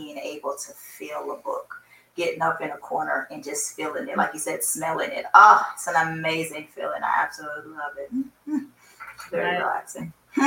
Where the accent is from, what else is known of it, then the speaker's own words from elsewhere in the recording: Seattle, Washington, United States; now in South Florida, United States; I was born and raised in Seattle.